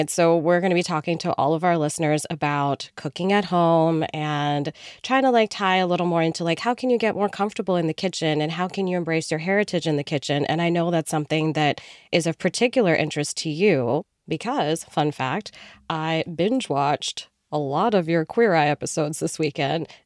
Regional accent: India; also born or lived in Canada / Singapore / New Jersey, United States; after I was born, I grew up in India and Singapore and oddly New Jersey and then went to college at like Indiana University and then Chicago. So I kind of been all over, but Canadian at heart.

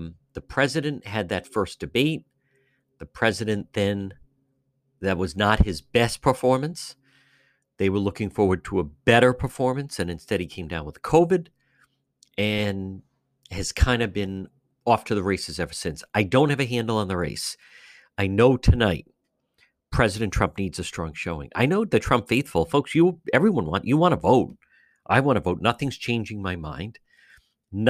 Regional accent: Cranston, Rhode Island, United States; I'm originally from Cranston. I grew up in the Edgewood area

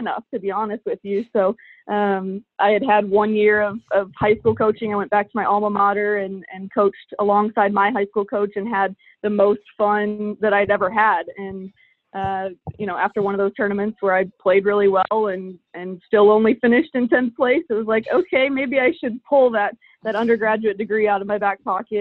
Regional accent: Illinois, United States; moved away; I grew up in Illinois, in the Midwest

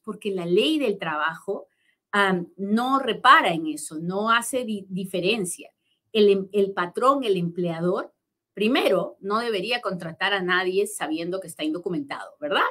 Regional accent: Peru; now in United States; yo soy bien peruana y hablo bien

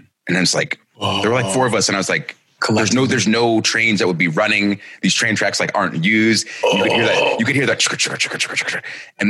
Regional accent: Marietta, Georgia, United States; I grew up in Marietta, Georgia. And so not too far from like Kennesaw Mountain.

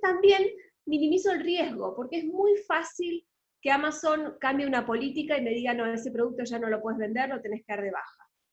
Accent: Argentina; accent: Argentine; moved away as an adult; now in Panama; soy argentina, por lo que muchos se habrán dado cuenta por el acento, pero vivo en Panamá hace casi 10 años

